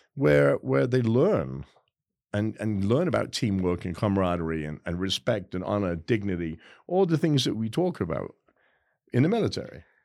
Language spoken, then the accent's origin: English; England, United Kingdom; now in United States; I am so proud as an English guy.